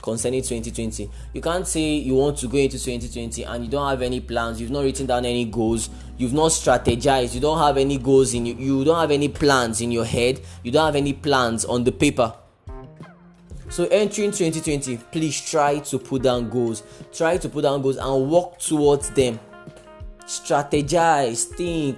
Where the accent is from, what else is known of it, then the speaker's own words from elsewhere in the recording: Nigeria; I'm a Nigerian